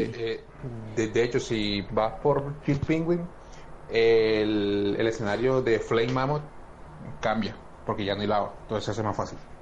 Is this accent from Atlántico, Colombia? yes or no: yes; Barranquilla, Atlántico, Colombia; en Barranquilla, bueno, en Barranquilla todos somos barranquilleros